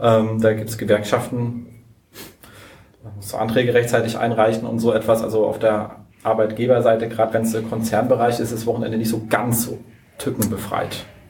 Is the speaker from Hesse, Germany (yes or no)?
no; Berlin, Germany; wir sind ja Berliner